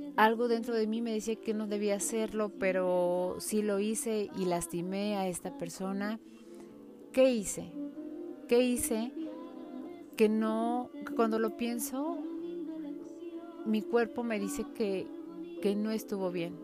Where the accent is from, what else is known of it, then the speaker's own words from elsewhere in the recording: Mexico City, Mexico; en la Ciudad de México no andamos con short ni con camiseta